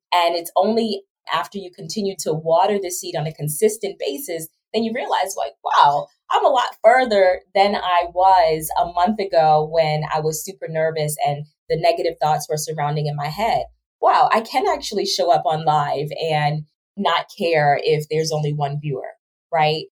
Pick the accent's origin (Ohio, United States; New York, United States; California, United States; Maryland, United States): Maryland, United States; Baltimore; moved away; also born or lived in Georgia / Trinidad and Tobago; my background really starts from growing up in Baltimore City